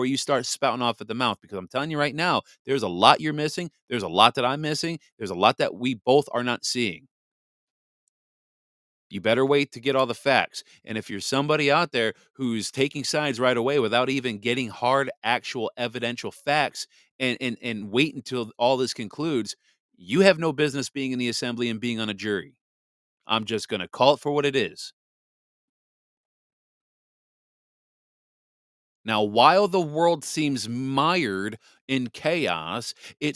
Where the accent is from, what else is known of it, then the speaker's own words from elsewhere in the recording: Wisconsin, United States; Wisconsin. My home state